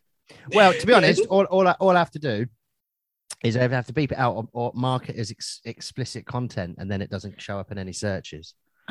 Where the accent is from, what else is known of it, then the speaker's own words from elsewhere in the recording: England, United Kingdom; I am an English. Through and through, mate.